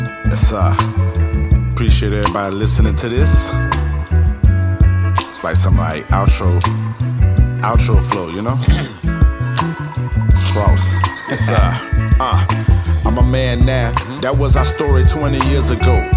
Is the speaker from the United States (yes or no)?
yes; Jacksonville, Florida, United States; my hometown, Duval County, Jacksonville, Florida, Maine